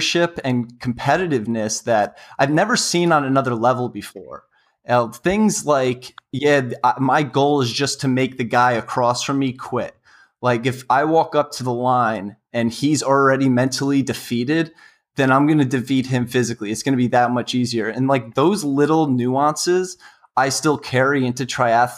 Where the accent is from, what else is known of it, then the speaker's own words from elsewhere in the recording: New York City, New York, United States; also born or lived in West Virginia; I'm from New York City, and ultimately that's where I want to be working after college